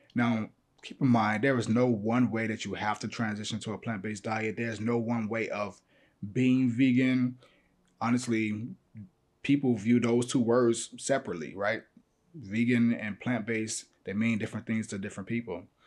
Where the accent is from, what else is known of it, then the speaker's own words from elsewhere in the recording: Chicago, Illinois, United States; I'm from Chicago